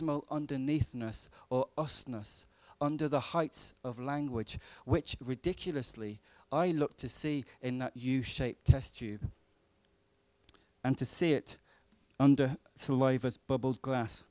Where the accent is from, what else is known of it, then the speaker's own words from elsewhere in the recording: Birmingham, West Midlands, United Kingdom; I was born in Birmingham